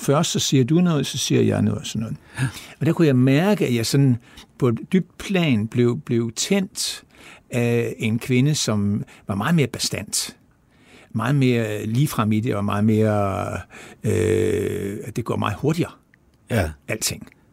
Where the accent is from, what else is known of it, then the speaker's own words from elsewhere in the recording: Esbjerg, Southern Denmark, Denmark; kommer jeg fra Esbjerg og har levet der altid